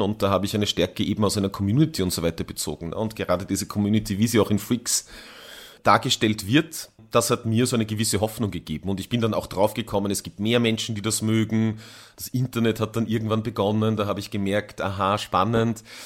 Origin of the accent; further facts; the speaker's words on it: Tyrol, Austria; ich bin als Jugendlicher in Tirol aufgewachsen